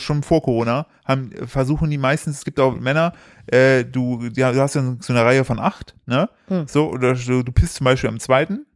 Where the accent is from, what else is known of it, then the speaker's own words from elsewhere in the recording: East Germany, Germany; ich komme aus dem Osten